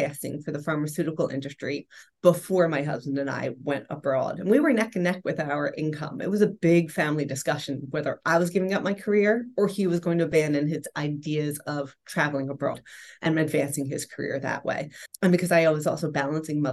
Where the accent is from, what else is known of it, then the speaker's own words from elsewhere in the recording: Philadelphia, Pennsylvania, United States; also born or lived in Rome, Italy; Born and raised in Philadelphia and educated, had my own career